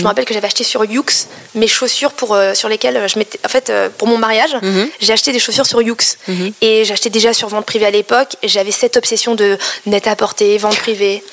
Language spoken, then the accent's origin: French; Paris, Île-de-France, France; first language Cambodian; je suis née en France, à Paris, dans le 13e